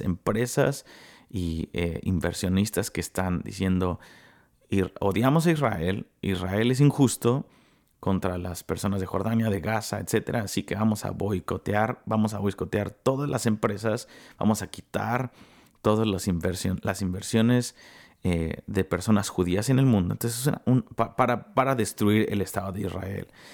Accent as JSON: {"language": "Spanish", "country": "Mexico", "said": "soy el único mexicano"}